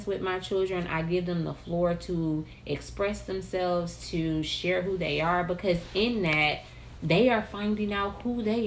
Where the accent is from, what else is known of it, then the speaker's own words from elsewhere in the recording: Milwaukee, Wisconsin, United States; we're from Milwaukee, Wisconsin